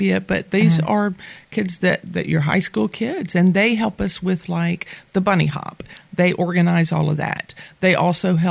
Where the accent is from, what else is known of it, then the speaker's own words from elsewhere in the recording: Mobile, Alabama, United States; moved away as an adult; now in Fairhope, United States; I am originally from Mobile, Alabama.